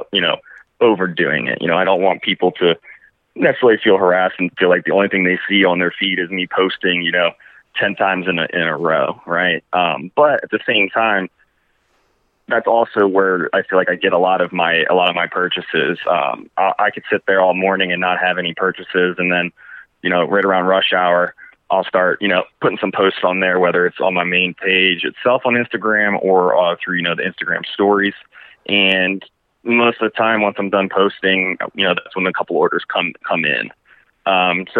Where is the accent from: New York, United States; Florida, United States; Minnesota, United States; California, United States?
Florida, United States; Orlando; I'm from Orlando originally